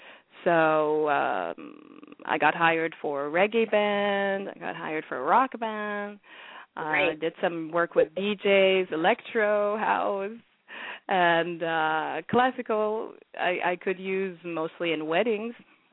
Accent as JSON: {"language": "English", "country": "Sierra Leone", "said": "I'm from Sierra Leone originally"}